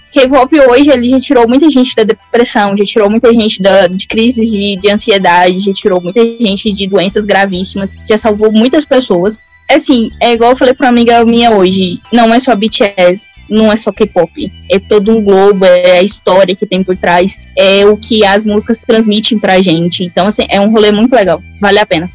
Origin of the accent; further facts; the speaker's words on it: Goiás, Brazil; Sou goiana, tá bom? Interior de Goiás.